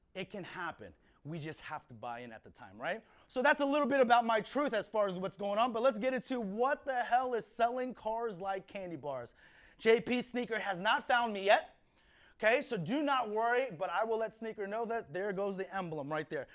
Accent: Fort Washington, Maryland, United States; moved away as an adult; now in California, United States; I'm originally from Washington, uh, Fort Washington, Maryland, which is right next to Washington, D.C. I am the youngest of four brothers.

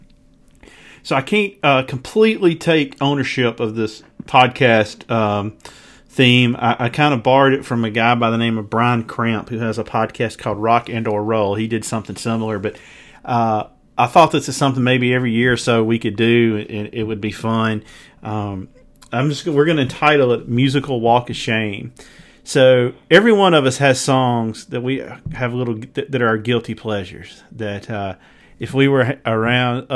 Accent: Mississippi Delta, United States; I grew up in the Mississippi Delta

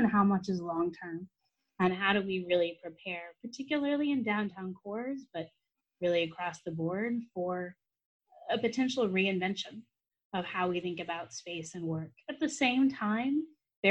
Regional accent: Kansas City, United States; moved away as an adult; also born or lived in East Coast / Twin Cities; now in Minneapolis–Saint Paul, United States; I grew up in Kansas City, so I'm from the Midwest

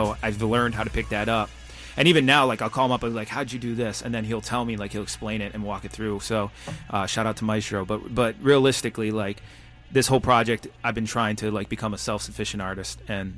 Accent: Detroit, Michigan, United States; Same thing in Detroit, you know, Motown, right? You know what I mean? Like, that's where I come from. I come from Motown.

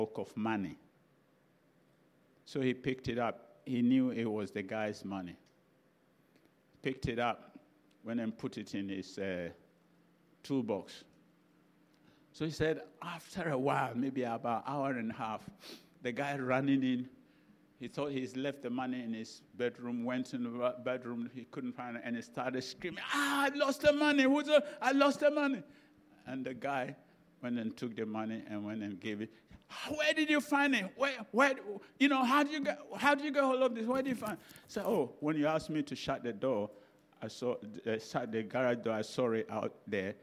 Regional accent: Ghana; now in England, United Kingdom; I'm a Ghanaian

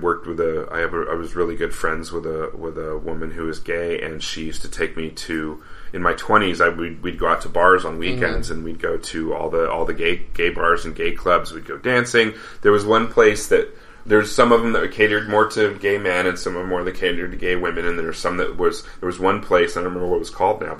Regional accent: Denver, Colorado, United States; I grew up in Denver

